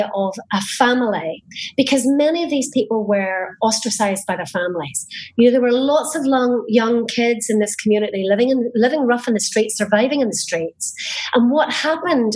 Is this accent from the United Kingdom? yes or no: yes; Northern Ireland, United Kingdom; now in Spain; I was a teenager in the 80s growing up in Northern Ireland at the height of the Troubles.